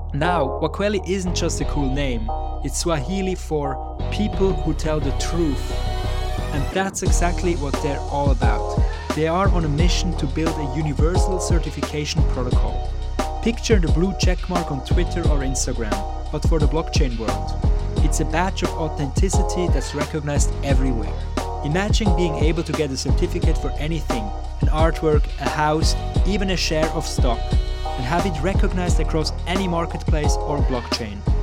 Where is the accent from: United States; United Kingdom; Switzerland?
Switzerland; we at the Swiss, we always have a little bit of trouble to kind of brag about our achievements